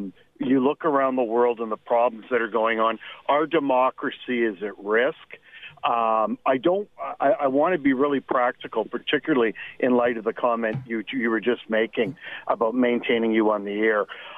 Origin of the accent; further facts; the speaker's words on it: Canada; And I feel the same about being Canadian as you do, and I'm extremely concerned.